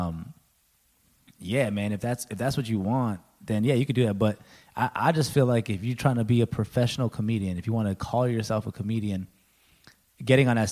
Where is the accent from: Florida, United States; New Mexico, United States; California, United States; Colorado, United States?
New Mexico, United States; we born and raised in New Mexico